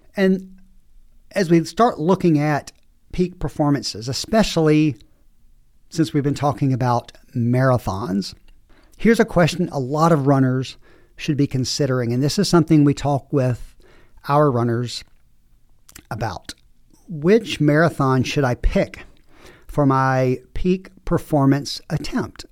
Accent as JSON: {"language": "English", "region": "the South", "country": "United States", "tie": "born or raised there", "moved": "yes", "lives_now": "Southwest, United States", "said": "I grew up in the South"}